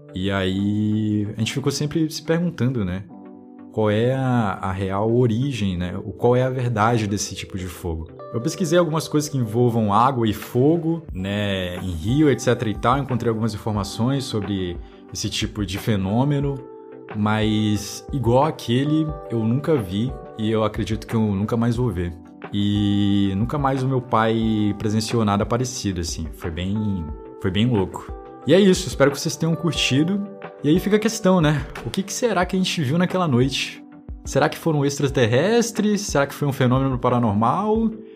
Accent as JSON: {"language": "Portuguese", "town": "Manaus", "region": "Amazonas", "country": "Brazil", "said": "Eu sou de Manaus, Amazonas"}